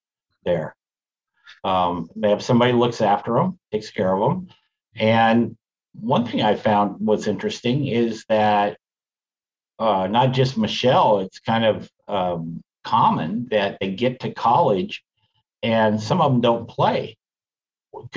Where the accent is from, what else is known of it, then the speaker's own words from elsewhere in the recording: Woodburn, Oregon, United States; Woodburn High School, Go Bulldogs, my hometown